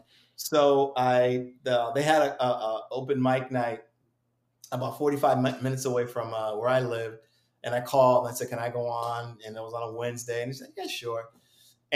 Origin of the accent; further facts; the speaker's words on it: Springfield, Massachusetts, United States; I come from Springfield, Massachusetts.